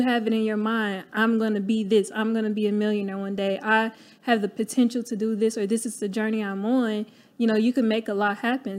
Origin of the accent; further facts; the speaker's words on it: Cleveland, Ohio, United States; moved away as an adult; I'm from Cleveland, Ohio, born and raised